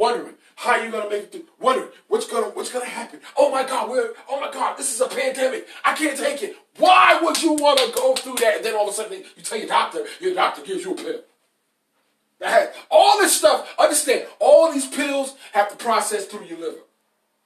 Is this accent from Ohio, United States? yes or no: no; New York, United States; I'm a New Yorker, man. I talk different